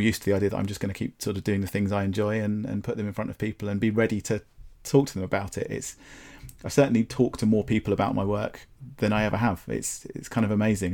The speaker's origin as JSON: {"language": "English", "town": "Brighton", "region": "South East England", "country": "United Kingdom", "tie": "born or raised there", "also_born_or_lived": "London", "said": "I was born in Brighton and I grew up here"}